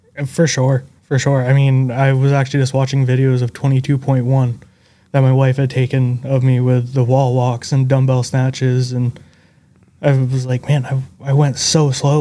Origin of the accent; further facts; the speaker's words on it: Northern Vermont, United States; Vermont, Northern Vermont.